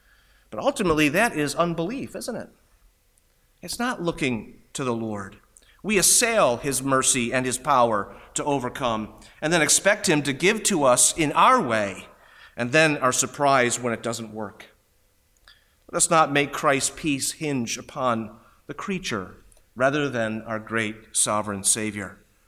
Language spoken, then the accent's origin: English; New York, United States; It is like where I grew up in Western New York and had so much snow.